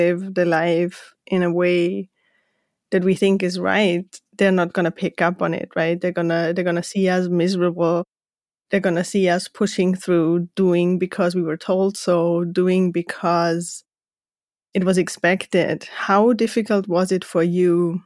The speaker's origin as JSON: {"language": "English", "country": "Austria", "moved": "yes", "lives_now": "United States", "said": "I'm from Austria, but we live in the United States right now"}